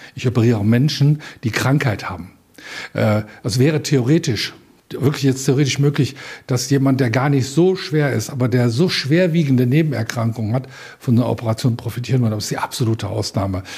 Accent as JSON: {"language": "German", "region": "Rhineland", "country": "Germany", "moved": "yes", "lives_now": "Upper Franconia, Germany", "said": "ich bin ja zugezogen, ich bin ja Rheinländer"}